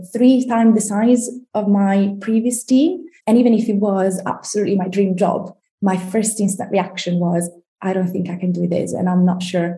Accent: Italy; moved away as an adult; now in London, United Kingdom; We've been living in London for about 15 years. We're originally from Italy.

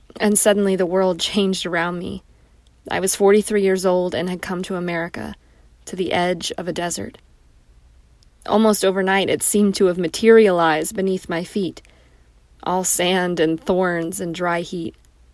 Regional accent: Bucharest, Romania; English is a second language; I grew up in Bucharest, Romania, a city girl in a communist nation, where horses could be seen and touched only at the zoo.

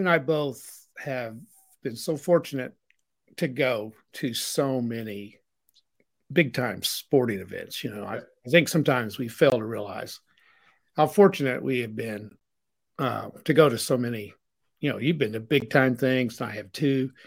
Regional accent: Aurora, Missouri, United States; we were from Missouri

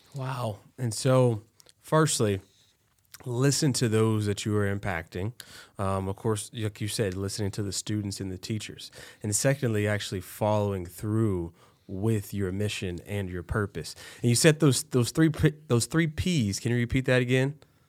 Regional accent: Texas, United States; now in Iowa, United States; I'm from the south, but I'm from Texas

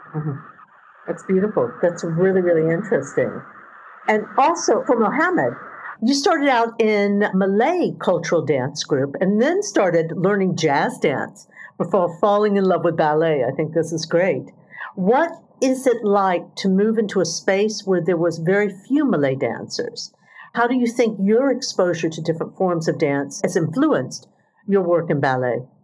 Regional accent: United States; moved away as an adult; also born or lived in United Kingdom / Singapore; I grew up in the United States

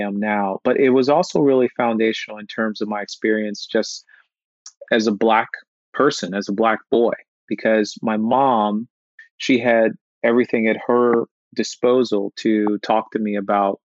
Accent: Midwest, United States; Growing up in the Midwest also meant that I would sometimes not be exposed to different cultures

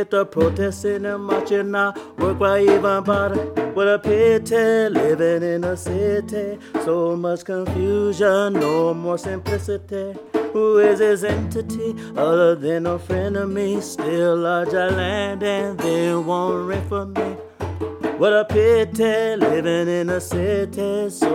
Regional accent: Los Angeles, California, United States; moved away; I'm from Los Angeles, California

